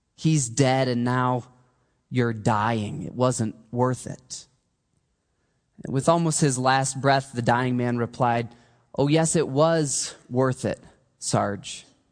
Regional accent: Michigan, United States; I grew up in Michigan

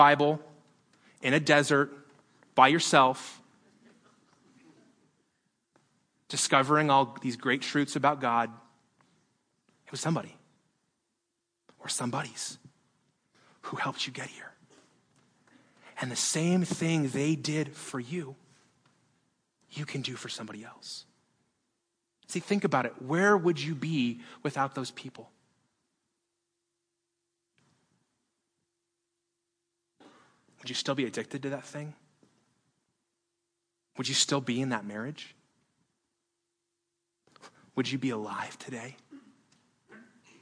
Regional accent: Las Vegas, Nevada, United States; I was born in Las Vegas

